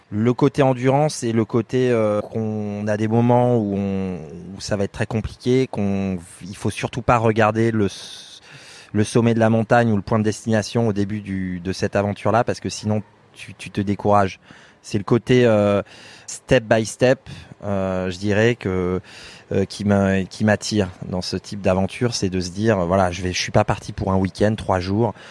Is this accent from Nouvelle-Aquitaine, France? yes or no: yes; Limousin, Nouvelle-Aquitaine, France; moved away as an adult; now in Singapore; je viens du, de, de France, du Limousin. Je suis un fils d'agriculteur